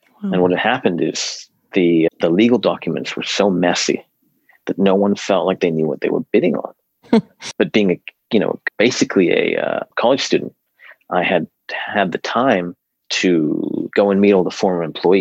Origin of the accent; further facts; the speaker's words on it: Hong Kong; moved away; a buddy of mine who I grew up with in Hong Kong